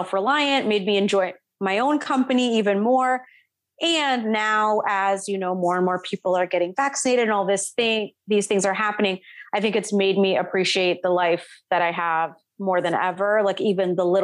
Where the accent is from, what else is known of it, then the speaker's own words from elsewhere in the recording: Vero Beach, Florida, United States; moved away as an adult; also born or lived in Atlanta; I was born and raised in Florida